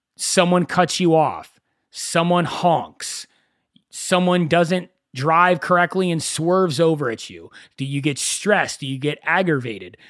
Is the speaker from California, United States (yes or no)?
yes; Agoura Hills, California, United States; I grew up in Agora Hills. It's about forty-five minutes to an hour away from Los Angeles